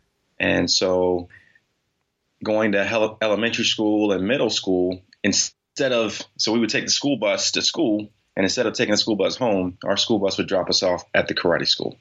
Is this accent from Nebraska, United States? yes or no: no; Newport News, Virginia, United States; I was born and raised in Newport News, Virginia